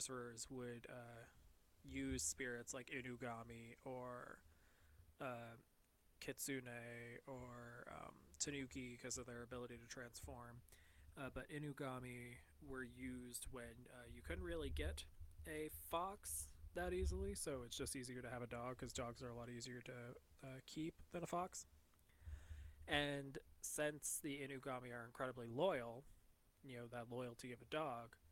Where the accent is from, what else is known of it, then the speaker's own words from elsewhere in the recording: United States; accent: American; in my American accent